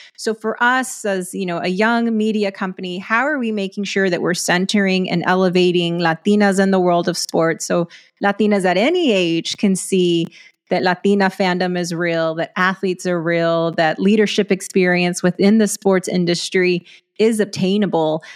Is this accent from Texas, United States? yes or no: yes; West Texas, United States; I grew up in a smaller West Texas town.